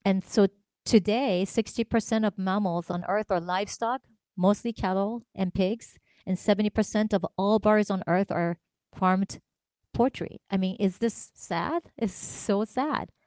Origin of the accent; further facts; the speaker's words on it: Tokyo, Japan; moved away; I grew up in Tokyo, Japan